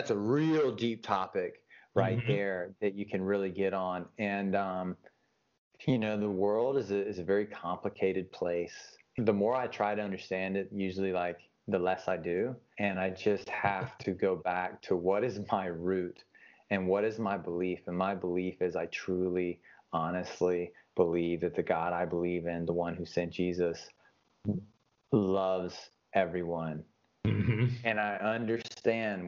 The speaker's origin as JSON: {"language": "English", "region": "the South", "country": "United States", "tie": "born or raised there", "said": "And growing up in the South, especially as a young man"}